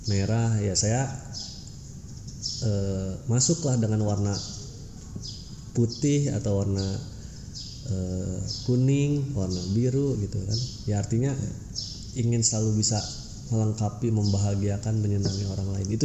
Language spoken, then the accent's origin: Indonesian; Banten, Indonesia; also born or lived in Garut; sebenarnya kalau lahir saya itu di Garut. Lahir di Garut dan pada saat itu kebetulan juga orang tua bertugas atau dapat tugas di Banten.